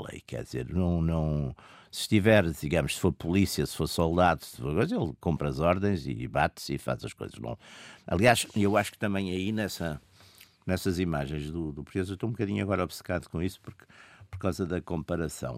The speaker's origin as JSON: {"language": "Portuguese", "town": "Porto", "region": "Norte", "country": "Portugal", "said": "eu sou do Porto, no Porto dizem-se assim imensos palavrões que não são sequer agressivos"}